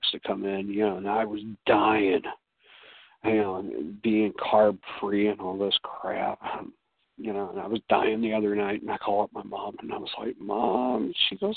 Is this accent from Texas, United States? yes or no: no; St. Louis, Missouri, United States; also born or lived in Illinois; now in Chicago, United States; I'm originally from St. Louis